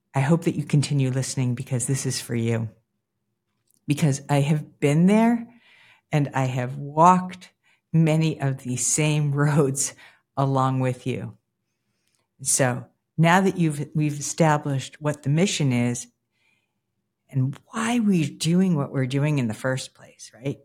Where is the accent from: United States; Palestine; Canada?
United States; Newton, Massachusetts; the place for me where I started was right outside of Boston proper in a town called Newton, Mass.